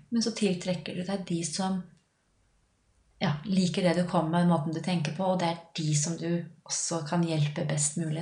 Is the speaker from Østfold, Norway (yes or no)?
no; Lillehammer, Innlandet, Norway; accent: A-endinger; Jeg er fra Lillehammer, så av og til så slenger jeg på noen A-endinger